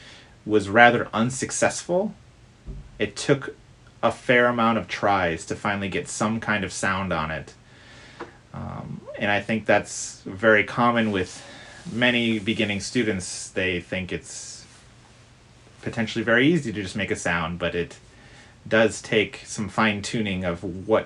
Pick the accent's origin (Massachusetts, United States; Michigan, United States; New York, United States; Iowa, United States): Michigan, United States; Detroit; I grew up in the Detroit area of Michigan